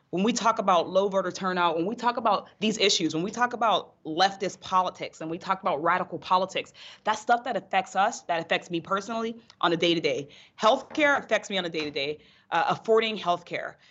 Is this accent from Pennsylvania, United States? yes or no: yes; North Braddock, Pennsylvania, United States; I grew up in North Braddock, Pennsylvania, outside of Pittsburgh